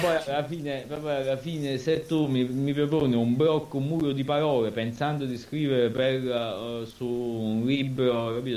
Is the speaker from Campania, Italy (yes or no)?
yes; Anacapri, Campania, Italy; io è vero che sono di Capri